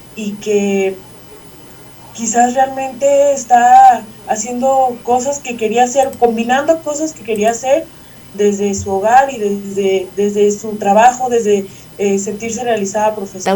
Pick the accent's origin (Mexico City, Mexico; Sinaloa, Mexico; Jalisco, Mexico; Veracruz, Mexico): Jalisco, Mexico; San Ignacio Cerro Gordo; soy de San Ignacio Cerro Gordo, Jalisco